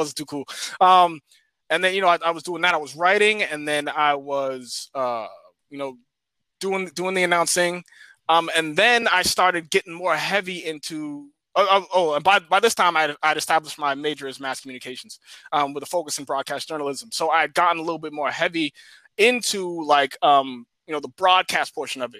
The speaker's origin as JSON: {"language": "English", "town": "Cambridge", "region": "Massachusetts", "country": "United States", "tie": "born or raised there", "said": "I'm from Cambridge"}